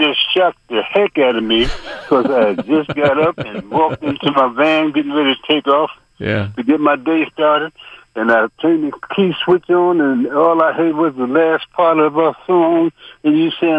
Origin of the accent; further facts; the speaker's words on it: Newark, New Jersey, United States; moved away as an adult; now in Georgia, United States; Being that I grew up in Newark, New Jersey